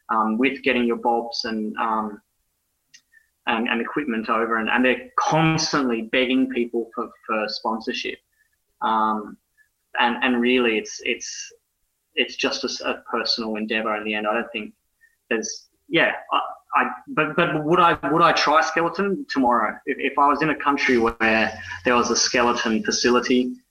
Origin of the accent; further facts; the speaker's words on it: Brisbane, Queensland, Australia; born there; also born or lived in Ireland; I was born in Brisbane. I, I've lived in Ireland.